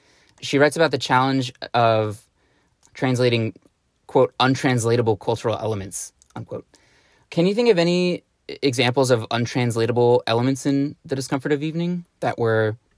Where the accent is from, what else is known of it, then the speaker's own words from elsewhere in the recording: United States; I'm from the United States, and the United States has its own Bible Belt.